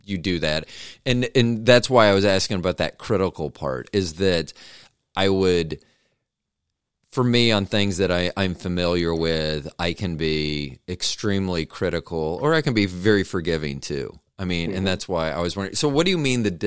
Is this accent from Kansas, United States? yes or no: yes; Kansas City, Kansas, United States; also born or lived in Overland Park, Kansas; when I was growing up in Kansas City